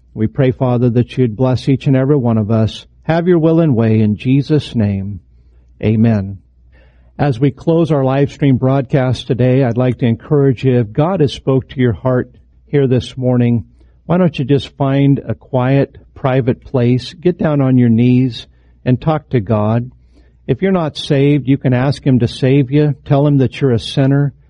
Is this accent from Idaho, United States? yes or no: yes; Idaho, United States; moved away; my home state, Idaho